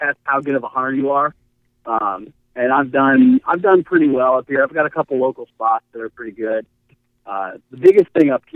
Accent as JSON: {"language": "English", "town": "Fairfax", "region": "Virginia", "country": "United States", "tie": "born or raised there", "moved": "as an adult", "lives_now": "Pennsylvania, United States", "said": "It's definitely been an experience moving up here versus growing up in Virginia. Being 22 miles south of D.C."}